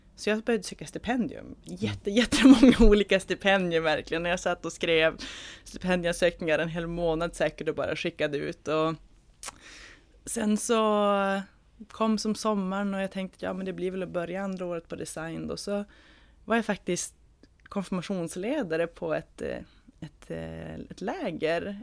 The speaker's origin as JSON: {"language": "Swedish", "town": "Umeå", "region": "Västerbotten County", "country": "Sweden", "said": "jag kommer från Umeå."}